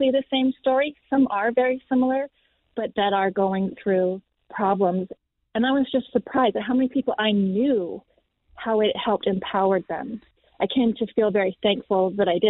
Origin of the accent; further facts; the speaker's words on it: Canada; We are from Canada.